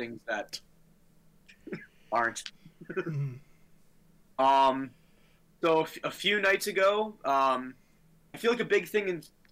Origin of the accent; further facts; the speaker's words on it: United States; I'm an American